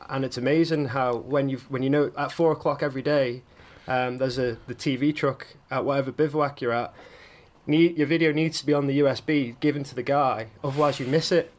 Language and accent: English; Isle of Man; I was born on the Isle of Man. I'm half Italian um, and half Manx.